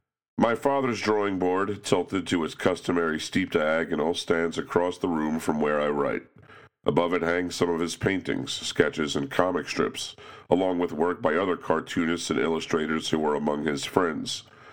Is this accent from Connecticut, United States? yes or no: yes; Cos Cob, Connecticut, United States; I was certainly aware of the commuters who took the train into Manhattan every morning from my hometown of Cos Cob.